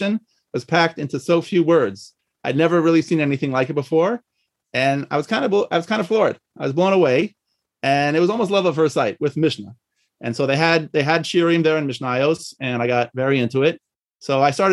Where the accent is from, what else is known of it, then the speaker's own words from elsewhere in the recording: Washington, District of Columbia, United States; moved away as an adult; also born or lived in Monsey / Israel; was born and raised in the Washington, D.C. area